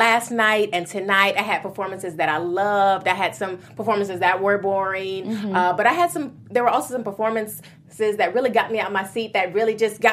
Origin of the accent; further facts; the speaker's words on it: Chicago, Illinois, United States; also born or lived in New York; I'm from Chicago, so I'm a Midwest girl